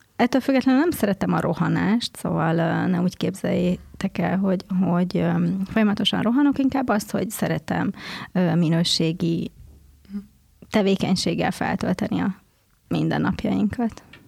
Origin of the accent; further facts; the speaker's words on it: Székesfehérvár, Fejér, Hungary; Én Székesfehérváron nőttem fel, egy szerető családban